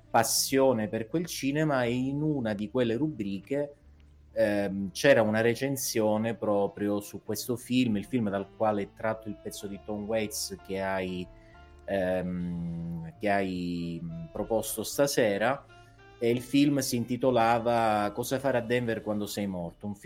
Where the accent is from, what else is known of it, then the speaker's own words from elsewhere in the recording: Calabria, Italy; Ehm, sì, sono calabrese, ma questo diciamo poco interesserà chi ci ascolta.